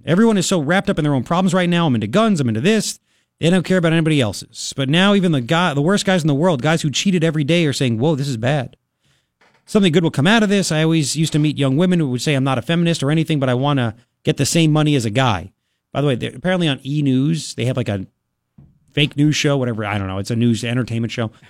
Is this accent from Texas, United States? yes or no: no; Long Island, New York, United States; now in Tucson, United States; when I grew up in Long Island